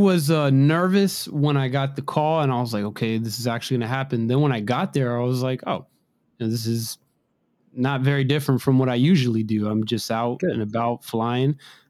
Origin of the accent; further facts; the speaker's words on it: Maryland, United States; I live in Rockville, Maryland. I'm from, I'm right from around the Washington, D.C. metro area, although heavily regulated. I like it out here. It's nice.